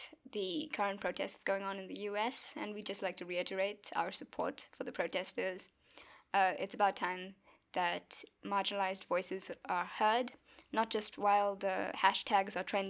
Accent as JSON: {"language": "English", "country": "South Africa", "said": "we are from South Africa"}